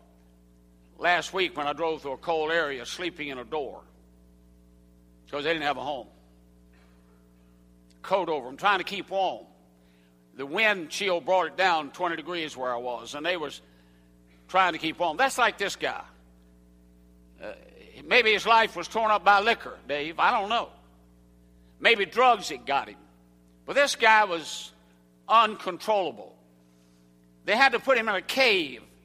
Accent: Southern United States, United States; accent: Southern; first language English; The only language I know is Southern English

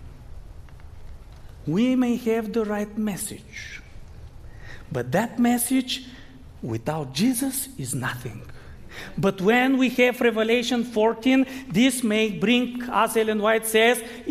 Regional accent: Bulgaria; moved away; I grew up in Bulgaria, but I'm still a Seventh-day Adventist

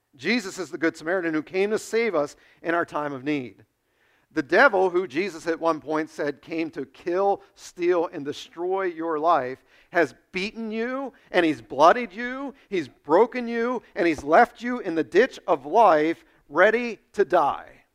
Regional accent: United States; you and I face as American Christians

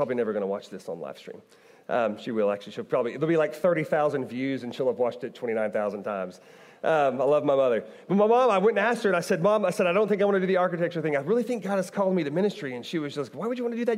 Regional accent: Bartlesville, Oklahoma, United States; moved away as an adult; also born or lived in Owensboro, Kentucky; now in Kentucky, United States; I grew up in Oklahoma.

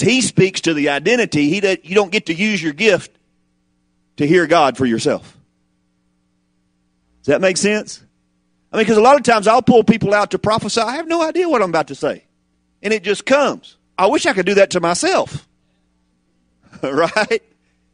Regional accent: the South, United States; I'm from the South.

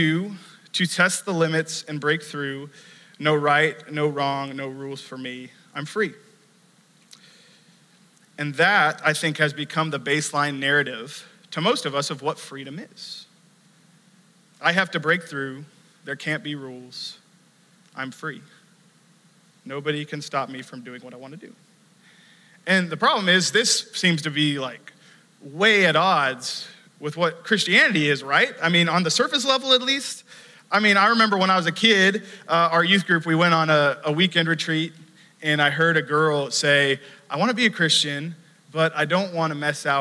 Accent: United States; growing up in the United States

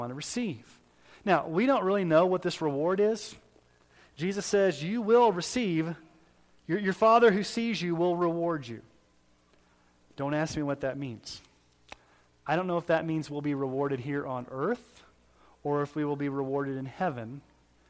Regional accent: Texas, United States; when I was growing up in Southern Baptist Church in Texas

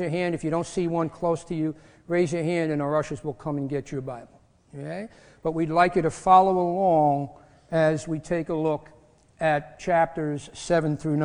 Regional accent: New York, United States; moved away; I'm from New York. I talk fast.

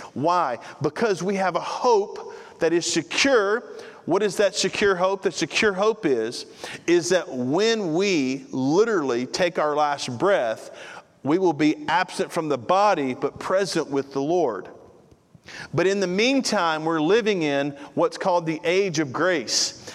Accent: United States; We're an American

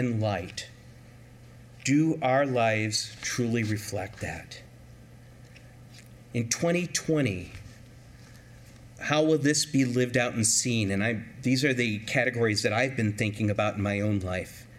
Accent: California, United States; growing up in California

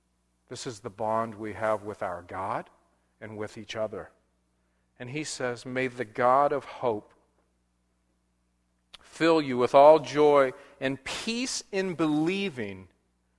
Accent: Southern California, United States; now in Portland, United States; growing up in Southern California, I love snow because we had none

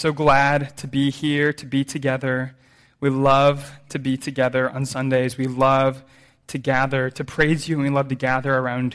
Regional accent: American Midwest, United States; I'm from the American Midwest, which is farm country. I grew up in a city

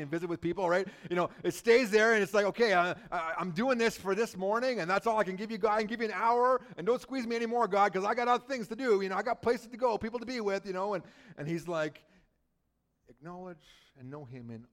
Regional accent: British Columbia, Canada; moved away; I grew up in British Columbia

